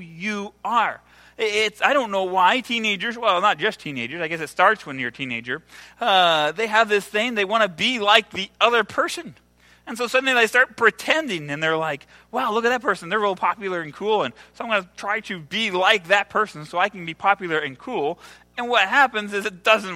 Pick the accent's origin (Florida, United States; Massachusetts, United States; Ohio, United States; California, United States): Ohio, United States; now in El Salvador; I'm from Ohio